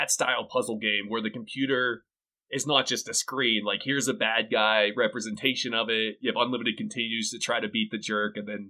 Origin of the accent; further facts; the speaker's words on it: Pittsburgh, Pennsylvania, United States; now in New Mexico, United States; I'm originally from Pittsburgh, but now I'm down in New Mexico.